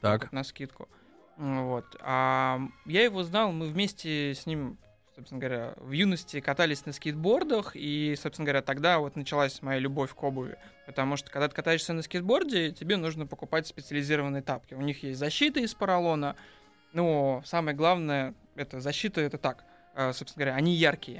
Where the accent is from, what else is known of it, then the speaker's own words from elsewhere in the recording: Saint Petersburg, Russia; я питерский